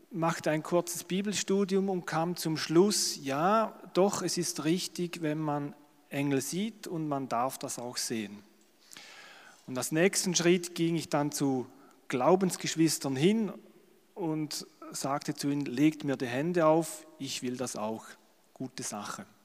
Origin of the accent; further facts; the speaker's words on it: Schaffhausen, Switzerland; accent: Schaffhausen German; Es ist immer schwierig als Schweizer, aber ich versuche es. Ich denke, ihr würdet auch mein Schaffhauser Deutsch verstehen